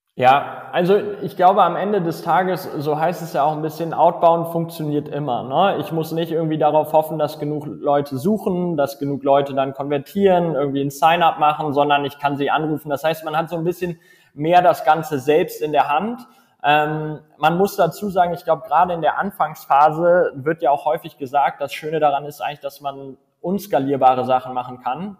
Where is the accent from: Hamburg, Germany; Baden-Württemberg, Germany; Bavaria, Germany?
Hamburg, Germany; moved away as an adult; also born or lived in Munich; now in Berlin, Germany; ich komme ursprünglich aus Hamburg